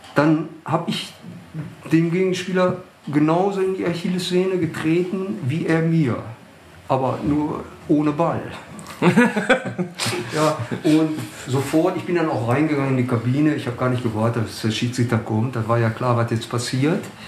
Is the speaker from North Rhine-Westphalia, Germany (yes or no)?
yes; Bochum, North Rhine-Westphalia, Germany; ich bin also auch in der Kolonie irgendwo aufgewachsen. St. Josefs Kolonie äh, hieß Jupp Kolonie